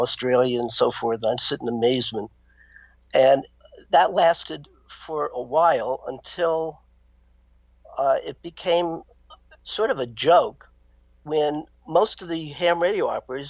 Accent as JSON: {"language": "English", "town": "Miami", "region": "Florida", "country": "United States", "tie": "born or raised there", "said": "As a boy growing up in Miami, Florida"}